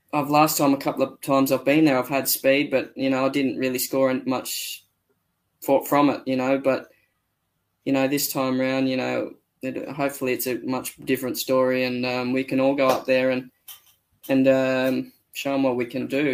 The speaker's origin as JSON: {"language": "English", "country": "Australia"}